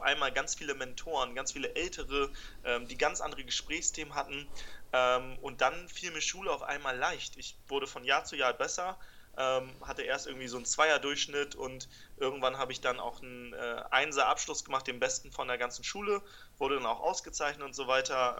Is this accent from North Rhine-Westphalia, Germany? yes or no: no; Buchholz in der Nordheide, Lower Saxony, Germany; ich bin in Buchholz geboren, das ist in der Nähe von Hamburg